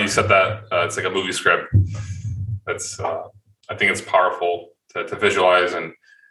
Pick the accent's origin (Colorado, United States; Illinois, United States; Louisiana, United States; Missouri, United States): Illinois, United States; Chicago; moved away as an adult; now in Poland; ever since I moved from the States, I haven't had to. And I do miss that morning part because I used to love the mornings back home in Chicago.